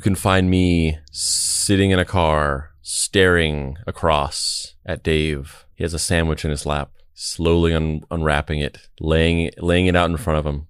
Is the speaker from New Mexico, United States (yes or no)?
yes; Roswell, New Mexico, United States; moved away; also born or lived in Bakersfield, California; I grew up in Roswell, New Mexico, uh, but I also lived in, uh, a town called Bakersfield, California